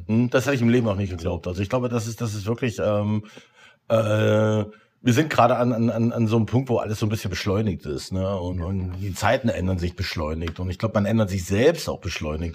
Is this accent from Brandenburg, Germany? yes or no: yes; Potsdam, Brandenburg, Germany; als Potsdamer